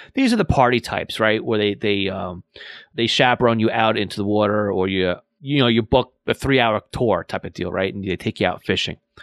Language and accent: English; New York and Long Island, United States; accent: New York and Long Island; my New York and Long Island accent